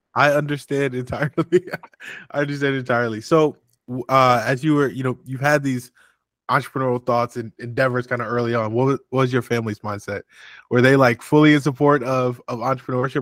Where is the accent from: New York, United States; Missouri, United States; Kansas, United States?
Missouri, United States; St. Louis; I'm originally from from St. Louis, Missouri.